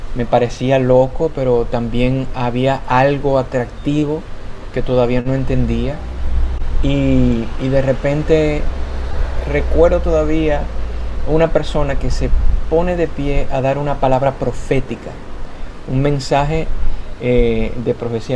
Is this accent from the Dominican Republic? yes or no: yes; Dominican Republic; yo soy de República Dominicana